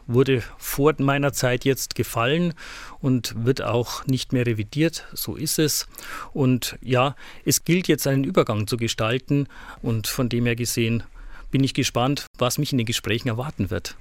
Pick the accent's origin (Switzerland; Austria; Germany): Germany; Hilpoltstein, Bavaria; now in Ingolstadt, Germany; Ich stamme aus der Diözese Eichstätt, aus Hilpolstein genauer gesagt wurde da groß